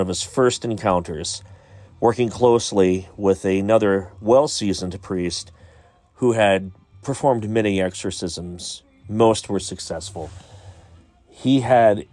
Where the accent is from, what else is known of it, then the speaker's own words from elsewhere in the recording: Pike County, Ohio, United States; I grew up in Pike County, Ohio, which is Waverly, Piketon, Beaver, Latham, that whole area